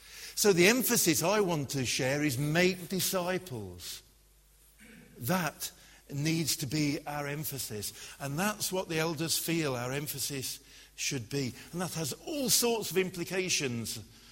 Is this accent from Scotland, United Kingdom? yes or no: yes; Glasgow, Scotland, United Kingdom; I grew up in Glasgow. If I'd had a name like Reinhold Bonnke, then how would I have survived being in Glasgow?